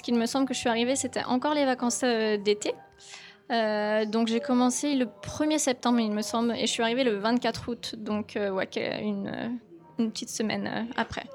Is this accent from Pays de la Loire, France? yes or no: yes; Cholet, Pays de la Loire, France; moved away as an adult; also born or lived in Tokyo, Japan; Je suis revenue dans ma ville natale à Cholet